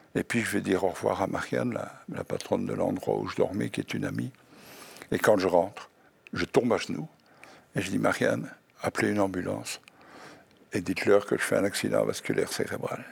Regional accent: Belgium; Je suis belge

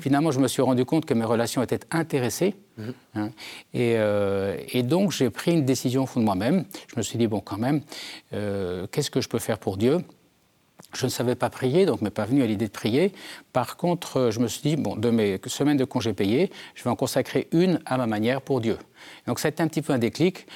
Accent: Germond, Nouvelle-Aquitaine, France; je viens des Deux-Sèvres d'un petit village qui s'appelle Germont situé entre Niort et Partenay mes parents étaient éleveurs de chevaux

